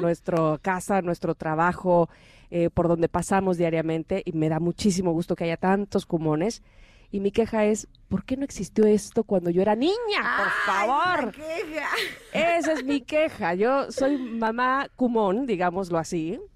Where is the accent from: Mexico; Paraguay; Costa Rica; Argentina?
Mexico